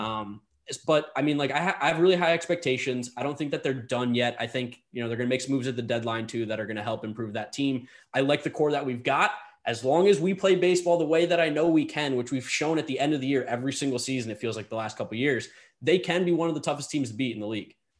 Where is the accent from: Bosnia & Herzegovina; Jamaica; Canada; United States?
United States; growing up in New Jersey, New York area